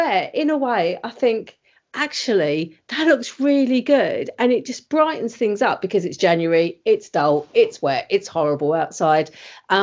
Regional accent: United Kingdom; We're British

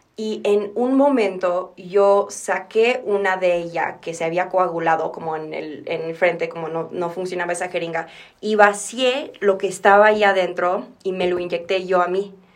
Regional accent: Texas, United States; moved away as an adult; also born or lived in Mexico City, Mexico; now in Mexico; yo nací en Ciudad de México y me fui a Texas a los ocho años. Y luego regresé a los 22, casi 23

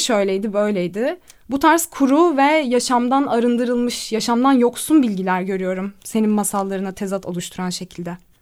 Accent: İzmir, Turkey; moved away; also born or lived in France; İzmir doğumluyum. 1996'da İzmir'de doğdum.

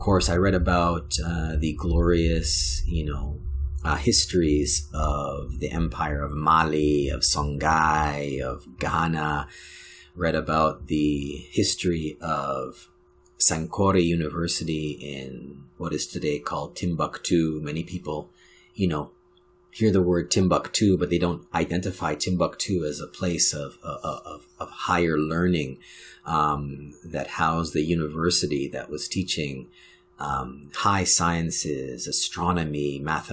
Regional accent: Canada; being a Black Canadian and being of Jamaican heritage

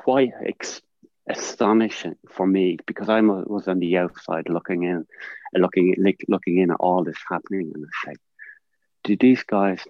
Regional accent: Ireland; I'm from Ireland

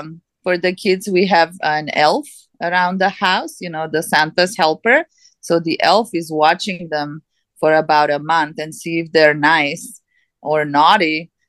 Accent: North Macedonia; now in United States; since my family, I'm originally from Macedonia, and then we are Christian Orthodox, which is the same as Russian Orthodox.

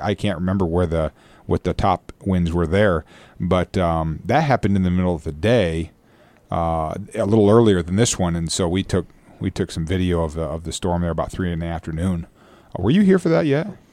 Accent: United States; now in Guam; I am from the States

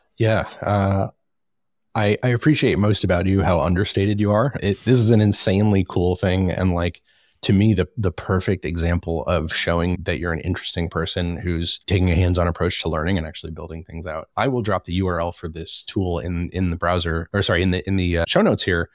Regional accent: Charlotte, North Carolina, United States; locally here in my hometown of Charlotte

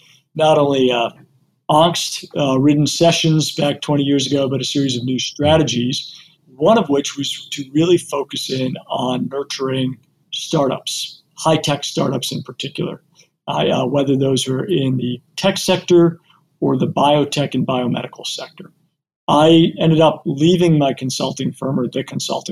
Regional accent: Cleveland, Ohio, United States; moved away as an adult; I'm a Clevelander by birth. Clevelander through and through. This is my hometown

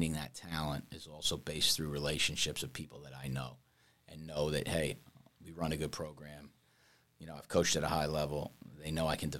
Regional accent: New York, United States; moved away as an adult; also born or lived in Queens / Florida; I'm from New York. Clearly, you can tell by my accent.

